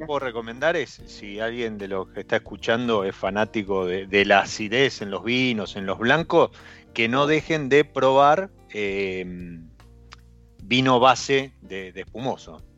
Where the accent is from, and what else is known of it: Argentina